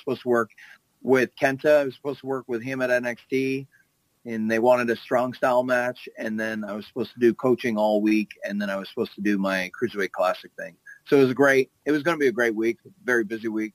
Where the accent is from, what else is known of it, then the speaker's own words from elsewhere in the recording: Canada; I'm a Canadian kid